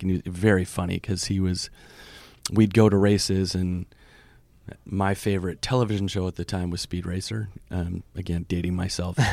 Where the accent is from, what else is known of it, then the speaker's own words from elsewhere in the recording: Vermont, United States; moved away as an adult; also born or lived in Boston / New York; I grew up in Vermont